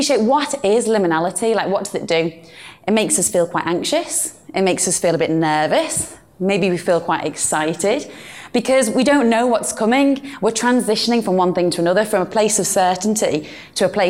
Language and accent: English; Birkenhead, North West England, United Kingdom; accent: British Northern; this is my hometown. This is beautiful, glorious Birkenhead